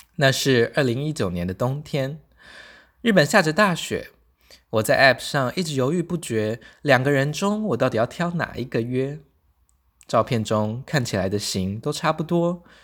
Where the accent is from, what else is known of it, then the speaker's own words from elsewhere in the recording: Taitung, Taitung County, Taiwan; moved away; 我现在人在台东老家